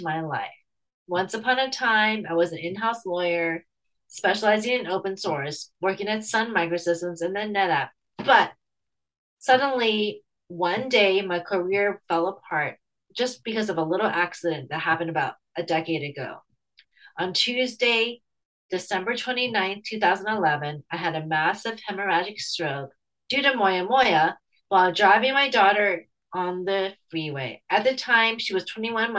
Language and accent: English; United States; now in San Francisco Bay Area, United States; I'm Chinese American